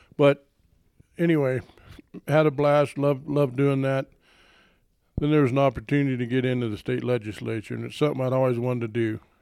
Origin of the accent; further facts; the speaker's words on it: Southeast Colorado, United States; moved away; I grew up in Southeast Colorado